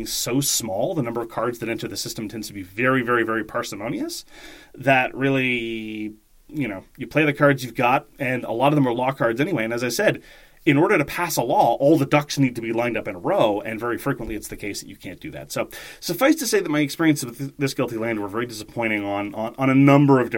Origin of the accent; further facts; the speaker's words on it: Canada; as a Canadian